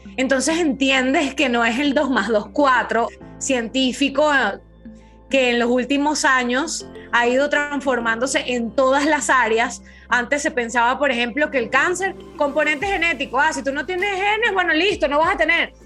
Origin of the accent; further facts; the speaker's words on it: Venezuela; en Venezuela, en mi país